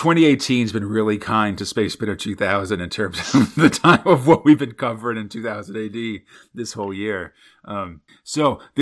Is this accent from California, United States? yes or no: yes; San Francisco, California, United States; I'm from San Francisco, where there's Hate Street with a G, where all the hippies live.